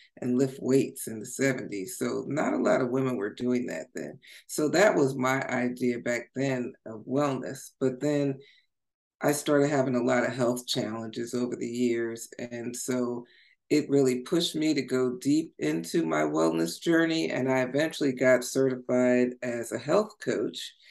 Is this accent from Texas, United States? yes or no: no; Long Branch, New Jersey, United States; I'm originally from New Jersey, a small town called Long Branch, New Jersey. It's on the shore. So I grew up like barefoot going to the beach